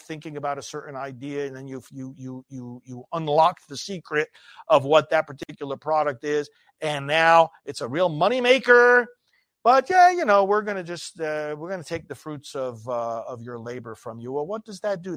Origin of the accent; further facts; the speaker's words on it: United States; growing up in America